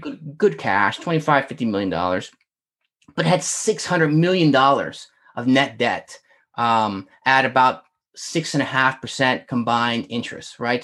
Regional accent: Northern Virginia, United States; I'm from Northern Virginia

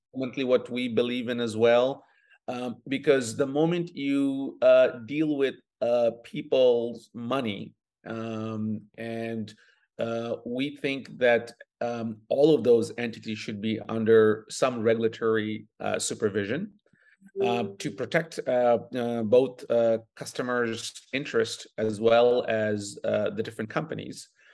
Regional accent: Bangladesh; now in Toronto, Canada; I was born in Bangladesh, uh, prior to moving to Canada almost twenty-five years ago

